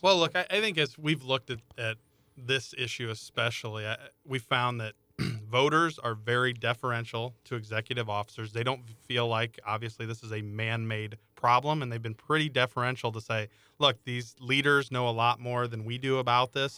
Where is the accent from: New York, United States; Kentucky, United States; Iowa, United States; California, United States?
Iowa, United States; I come from Iowa